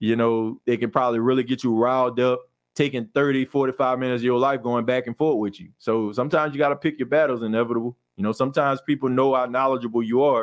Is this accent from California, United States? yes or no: no; Louisiana, United States; also born or lived in Mississippi; I'm from Louisiana and LSU is there.